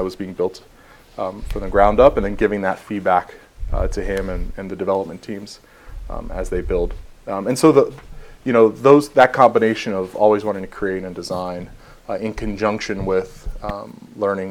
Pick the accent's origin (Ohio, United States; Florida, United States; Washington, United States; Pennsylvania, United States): Florida, United States; Miami; moved away as an adult; now in Atlanta, United States; I'm actually originally from Miami. Like you said, I'm now in Atlanta